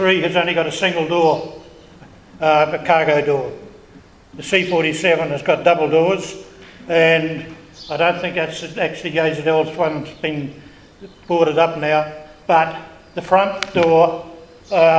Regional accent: Ardmore, Auckland, New Zealand; now in Snells Beach, New Zealand; I'm originally from Ardmore

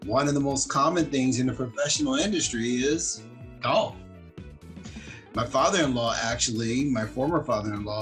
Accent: Compton, California, United States; when I grew up on Saturday mornings in Compton, my brother

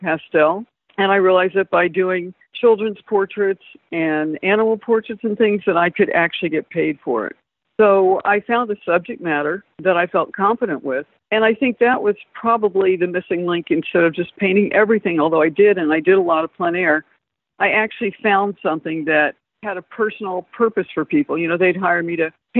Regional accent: Atlanta, Georgia, United States; moved away as an adult; also born or lived in London; I grew up in Atlanta, Georgia

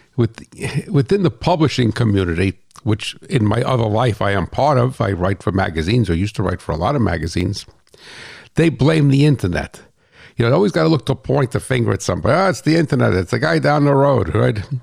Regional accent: United States; I'm American.

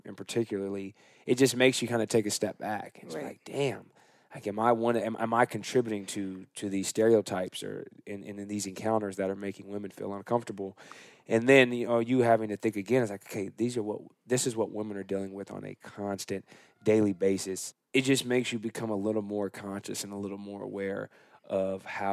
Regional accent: California, United States; I'm born and raised in California where there's a lot happening

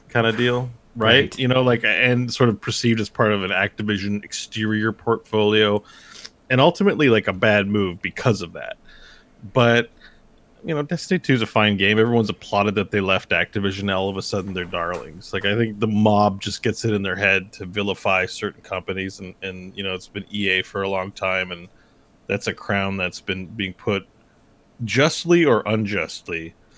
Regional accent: Canada; I'm Canadian

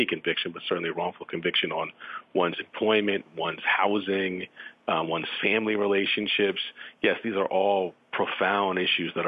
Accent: New York City, New York, United States; someone who grew up not far from Central Park. In fact, I had to pass Central Park every day going from my home to school.

